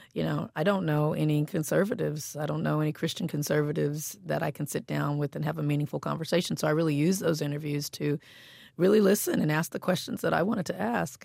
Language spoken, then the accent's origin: English; Compton, California, United States; I grew up in Compton, and there was a, a heavy police presence